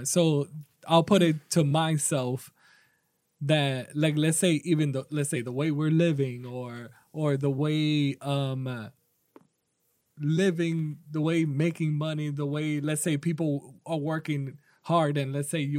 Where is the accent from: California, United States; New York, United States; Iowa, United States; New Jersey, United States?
New York, United States; I'm from New York, so that's an even we're from New York.